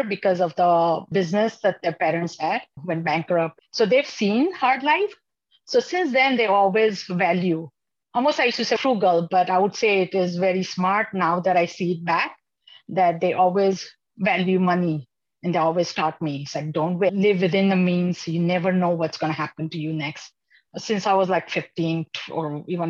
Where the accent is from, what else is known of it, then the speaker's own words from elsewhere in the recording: Dallas, Texas, United States; also born or lived in India; I've done my high school and college in DFW Metroplex